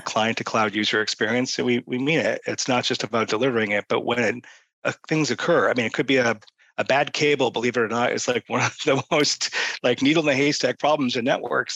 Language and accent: English; Boston, Massachusetts, United States; I'm from Boston